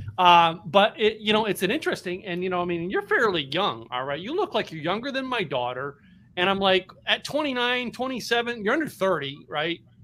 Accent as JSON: {"language": "English", "town": "Philadelphia", "region": "Pennsylvania", "country": "United States", "tie": "born or raised there", "moved": "yes", "lives_now": "Texas, United States", "said": "I'm from Philadelphia area. All right, grew up up there"}